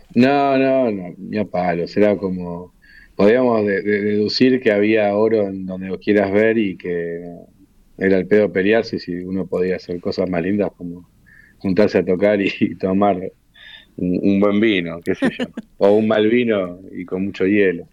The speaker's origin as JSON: {"language": "Spanish", "region": "Río de la Plata", "country": "Argentina", "said": "somos de acá, somos rioplatenses, y, me crié escuchando la, música de acá"}